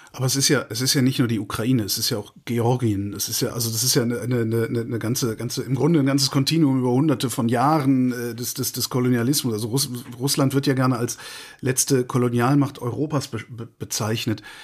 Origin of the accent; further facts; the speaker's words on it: Cologne, North Rhine-Westphalia, Germany; meine Heimatstadt Köln